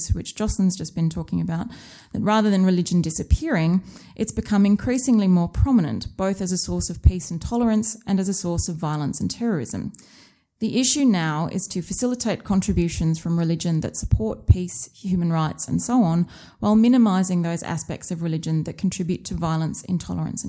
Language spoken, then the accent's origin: English; Australia; accent: Australian; moved away; You may be able to tell from my accent that I'm an Australian by birth.